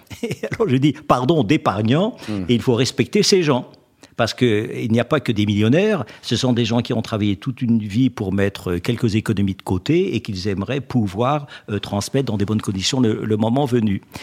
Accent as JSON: {"language": "French", "area": "Alsace", "region": "Grand Est", "country": "France", "said": "je suis alsacien"}